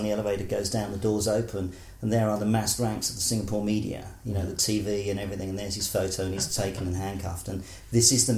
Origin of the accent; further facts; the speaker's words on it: Essex, East of England, United Kingdom; also born or lived in Bromsgrove / Portsmouth / Wales; now in Auckland, New Zealand; from 3 to 16, Essex. So I'm sort of an Essex boy, really.